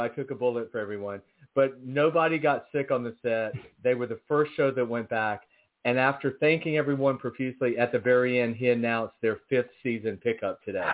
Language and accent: English; Athens, Georgia, United States; moved away; also born or lived in Atlanta, Georgia; I'm from Athens, Georgia, and I I lived in Atlanta.